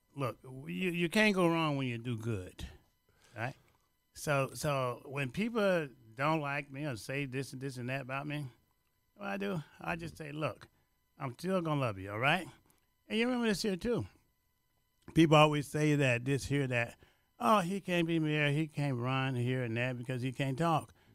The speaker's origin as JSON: {"language": "English", "region": "Louisiana", "country": "United States", "moved": "yes", "lives_now": "Chicago, United States"}